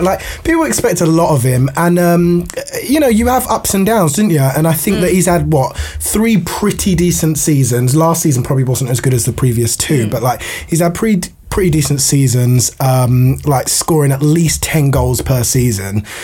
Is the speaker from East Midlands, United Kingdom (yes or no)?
no; London, United Kingdom; Even though I grew up in East London, I'm an East Londoner.